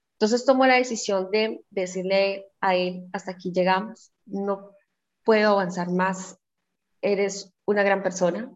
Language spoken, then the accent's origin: Spanish; Cali, Valle del Cauca, Colombia; soy de Santiago de Cali, eh, al suroccidente de Colombia